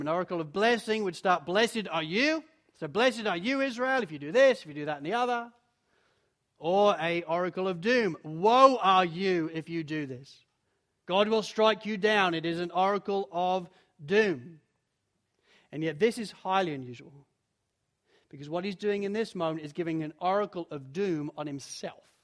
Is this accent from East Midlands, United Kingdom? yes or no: yes; Spalding, East Midlands, United Kingdom; I was, I was born in Spalding in Lincolnshire